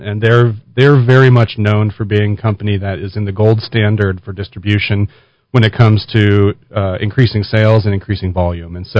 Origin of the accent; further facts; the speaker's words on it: New Mexico, United States; we as New Mexicans